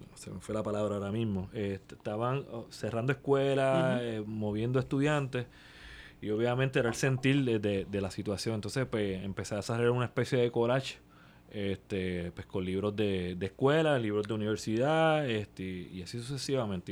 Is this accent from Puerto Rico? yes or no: yes; Puerto Rico; somos como puertorriqueños